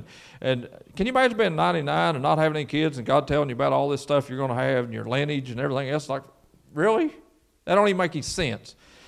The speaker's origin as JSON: {"language": "English", "town": "Garrison", "country": "United States", "tie": "born or raised there", "said": "I grew up here in Garrison and went to Garrison School"}